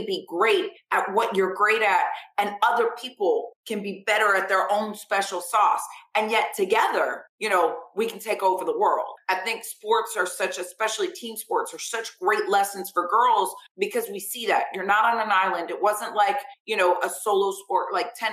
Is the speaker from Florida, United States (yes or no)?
yes; Vero Beach, Florida, United States; I grew up in Vero Beach, Florida, where football is like a way of life